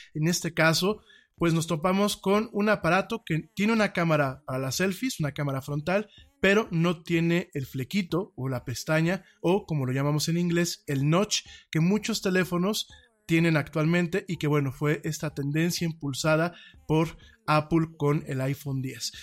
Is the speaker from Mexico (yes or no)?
yes; Mexico; Como mexicanos